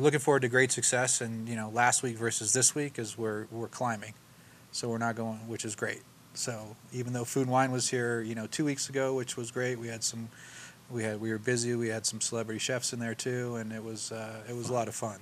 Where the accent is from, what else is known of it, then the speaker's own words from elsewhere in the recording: Mill Valley, California, United States; also born or lived in San Francisco; grew up in Mill Valley